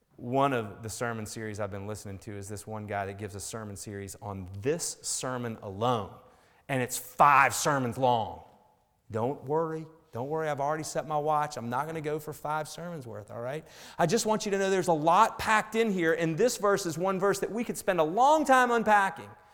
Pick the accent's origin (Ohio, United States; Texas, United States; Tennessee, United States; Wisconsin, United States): Tennessee, United States; Chattanooga; I grew up outside of Chattanooga, Tennessee, on a lake